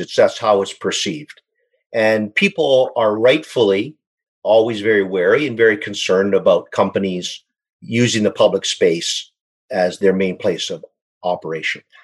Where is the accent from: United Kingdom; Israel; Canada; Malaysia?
Canada; Saskatchewan; moved away as an adult; now in British Columbia, Canada; born and raised in Saskatchewan, but I moved out to BC